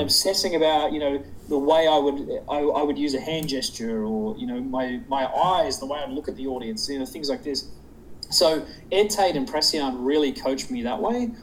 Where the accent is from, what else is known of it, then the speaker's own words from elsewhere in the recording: Sydney, New South Wales, Australia; moved away as an adult; now in United States; I'm actually from south of there. I'm from Sydney